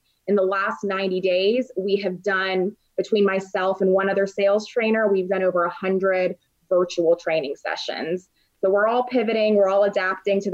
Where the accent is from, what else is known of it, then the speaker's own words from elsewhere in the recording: Raleigh, North Carolina, United States; also born or lived in London / Dallas; now in Chicago, United States; I'm originally from Raleigh, North Carolina. I've also lived in places like London, Dallas, and now Chicago.